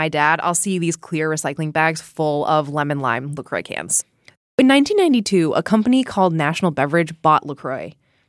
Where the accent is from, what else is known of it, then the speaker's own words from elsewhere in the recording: Chicago, Illinois, United States; So I'm from Chicago